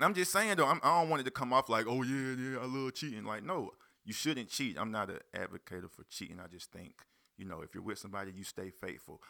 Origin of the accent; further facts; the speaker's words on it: Union, South Carolina, United States; also born or lived in Spartanburg, South Carolina; Spartanburg, South Carolina. Grew up in Union. I ain't gonna just claim Union for Union. My dad from Union, but I was born in Spartanburg, South Carolina. Currently still stay in Spartanburg.